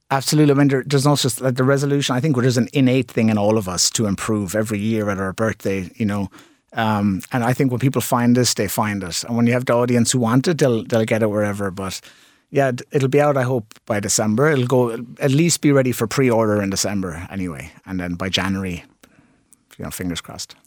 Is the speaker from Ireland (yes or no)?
yes; Limerick, Munster, Ireland; It's my hometown.